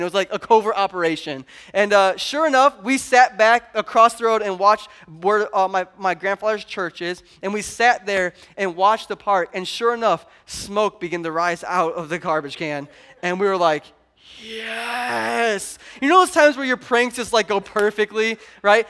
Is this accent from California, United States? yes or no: no; Pontiac, Illinois, United States; we're from Pontiac